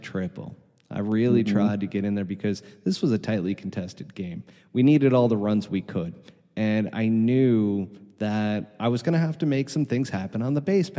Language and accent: English; New York, United States; now in Arizona, United States; as a New Yorker